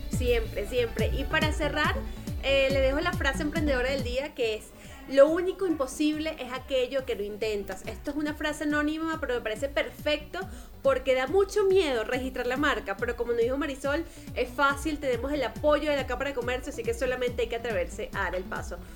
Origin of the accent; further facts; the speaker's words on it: Venezuela; now in Colombia; yo soy venezolana